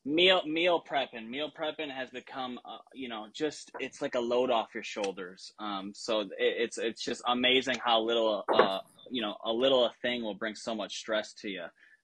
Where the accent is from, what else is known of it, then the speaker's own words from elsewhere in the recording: Belvidere, Illinois, United States; now in Florida, United States; You know, my entire family moved down here. We're transplants from Illinois, originally from Belvedere. Shout out B-Town.